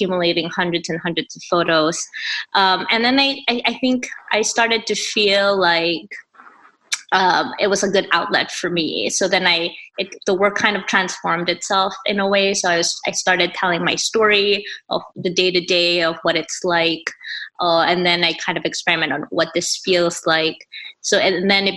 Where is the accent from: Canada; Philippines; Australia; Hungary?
Philippines; moved away as an adult; I grew up in the Philippines. I finished high school there. And then when I moved here for college